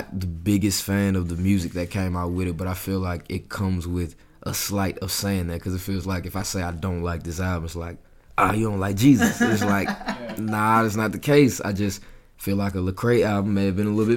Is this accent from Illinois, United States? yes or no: no; Atlanta, Georgia, United States; I grew up in Atlanta